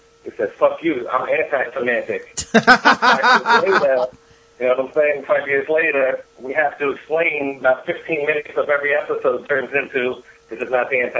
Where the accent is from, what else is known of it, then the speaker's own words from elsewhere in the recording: Staten Island, New York, United States; We're from Staten Island, New York.